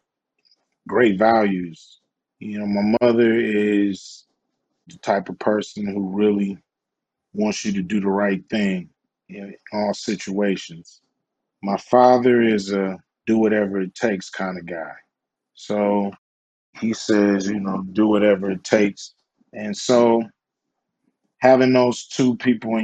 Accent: Los Angeles, California, United States; I grew up in South Central Los Angeles

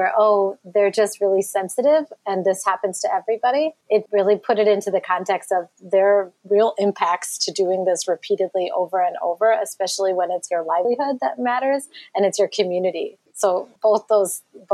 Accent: 20 miles from Detroit, a small town in Michigan, United States; I also grew up in a small town in Michigan in the suburbs, just 20 miles from Detroit

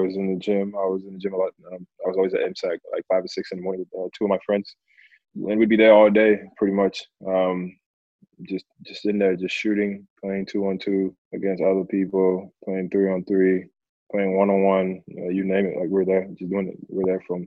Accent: Perth, Western Australia, Australia; now in Melbourne, Australia; I grew up in Perth, but I called Melbourne home

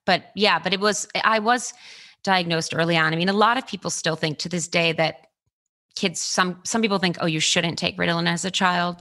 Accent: Baltimore, Maryland, United States; born or raised there; now in Los Angeles, United States

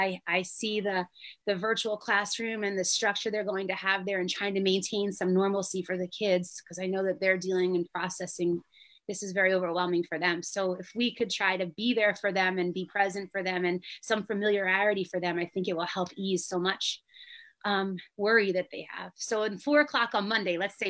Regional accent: New Jersey, United States; now in Asbury Park, United States; I am maybe halfway up the Jersey coast where I grew up in South Jersey, and now we're up by like Asbury Park area

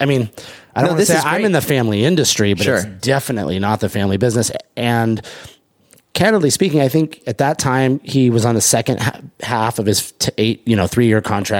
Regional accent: Los Angeles, California, United States; born or raised there

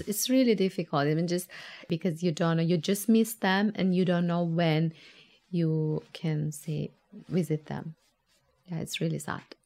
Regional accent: Tehran, Tehran Province, Iran; moved away as an adult; now in Tasmania, Australia; I come from Tehran, Tehran is a massive, compact city compared to Tasmania

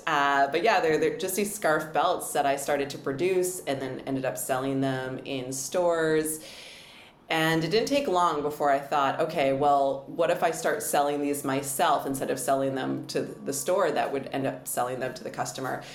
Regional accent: Edmonton, Alberta, Canada; now in Vancouver, Canada; I grew up in Edmonton

